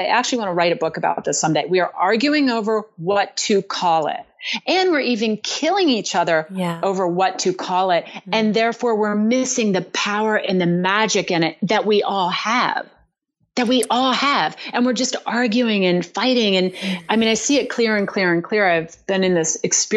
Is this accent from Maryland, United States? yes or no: yes; Berlin, Maryland, United States; moved away; that's in Berlin, Maryland, a little town on the eastern shore of Maryland